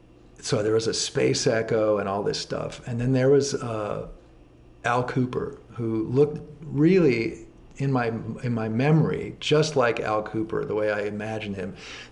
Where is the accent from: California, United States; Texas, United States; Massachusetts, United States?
California, United States; Los Angeles; I'm from Los Angeles, so this was a Los Angeles story.